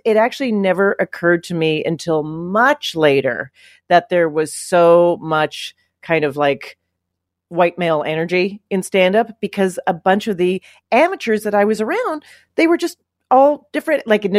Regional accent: Calgary, Alberta, Canada; moved away as an adult; also born or lived in Toronto; now in New York, United States; I grew up in Calgary, Alberta, Canada

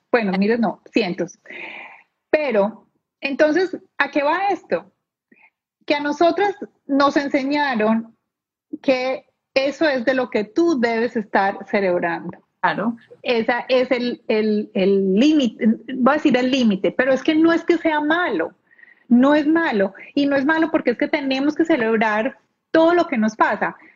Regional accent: Colombia; moved away as an adult; now in Palm Beach, United States; soy colombiana, bien, me vine a vivir a este país hace 11 años

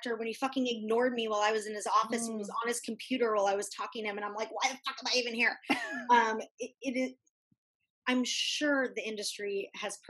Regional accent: Santa Monica, California, United States; growing up in Santa Monica

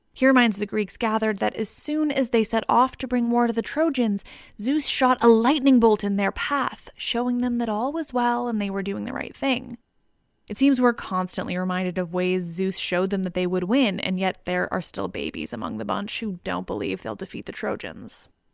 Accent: Canada; I'm Canadian

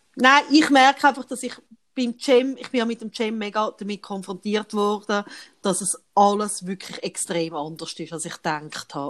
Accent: Switzerland; bei uns in der Schweiz

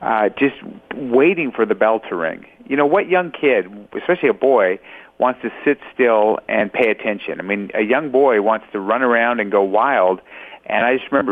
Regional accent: Los Angeles, California, United States; born or raised there

